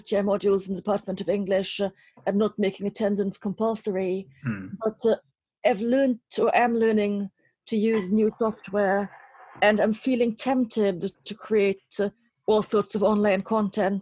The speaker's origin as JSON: {"language": "English", "country": "Trinidad & Tobago", "tie": "born or raised there", "said": "the house where I grew up in Trinidad"}